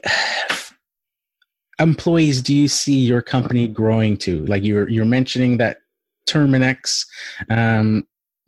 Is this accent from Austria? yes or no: no; Canada; I'm Canadian